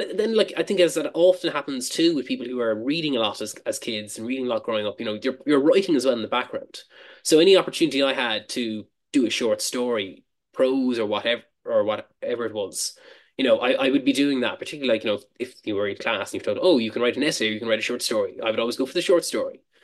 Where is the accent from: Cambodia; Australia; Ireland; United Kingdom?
Ireland; Cork, Munster; moved away as an adult; now in Dublin, Ireland; I moved from my home town of Cork to Dublin